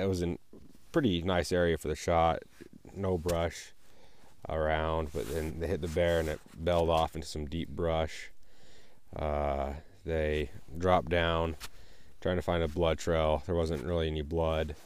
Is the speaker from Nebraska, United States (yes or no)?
no; Colorado, United States; I'm up here from Colorado